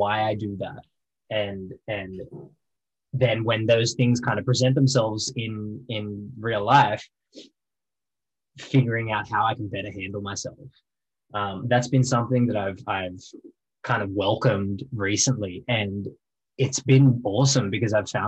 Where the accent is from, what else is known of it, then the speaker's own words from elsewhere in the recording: Wollongong, New South Wales, Australia; also born or lived in Albion Park; I grew up playing bars in Wollongong and singing in cafes and busking